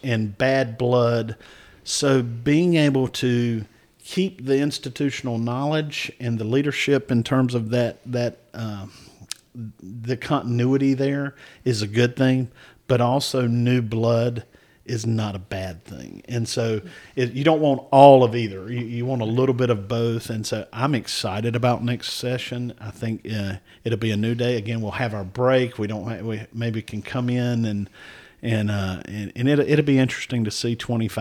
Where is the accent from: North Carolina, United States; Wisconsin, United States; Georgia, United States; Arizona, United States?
North Carolina, United States; Anson County; I'm from Anson County. We are a tier one, just a very poor county, declining population